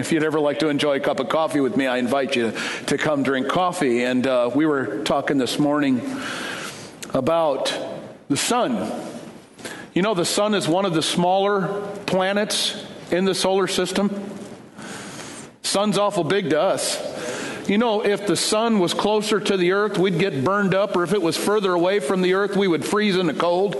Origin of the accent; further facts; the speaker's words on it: East Detroit, Michigan, United States; I grew up on Dale Street in East Detroit, Michigan